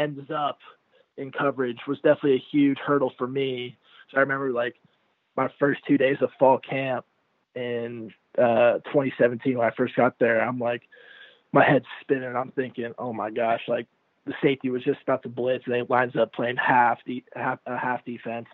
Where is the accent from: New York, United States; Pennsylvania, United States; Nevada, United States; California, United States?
California, United States; Newport Beach; beach volleyball growing up in Newport Beach